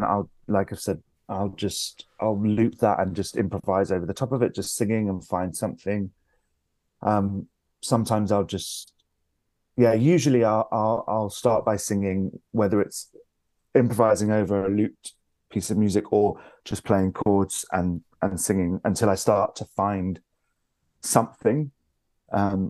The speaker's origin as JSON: {"language": "English", "region": "London", "country": "United Kingdom", "tie": "born or raised there", "moved": "as an adult", "lives_now": "York, United Kingdom", "said": "I'm from London. I've lived there all of my life, apart from when I was at drama school"}